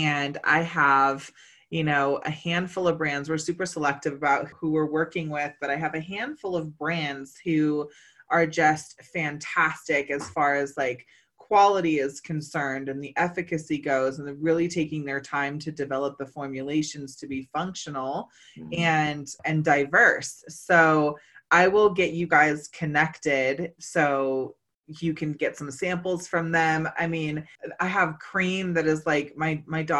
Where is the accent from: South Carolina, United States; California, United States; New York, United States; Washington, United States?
California, United States; Humboldt; I come from Humboldt.